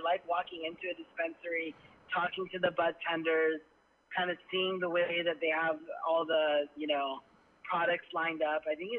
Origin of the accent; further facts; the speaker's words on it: Bay Area, California, United States; I grew up here in the Bay Area